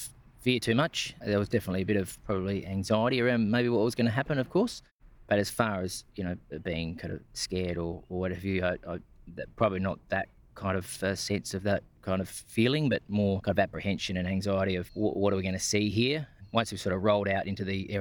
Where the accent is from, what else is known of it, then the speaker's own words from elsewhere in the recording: Kangaroo Island, South Australia, Australia; also born or lived in Woomera, South Australia; I grew up on Kangaroo Island, south of Adelaide.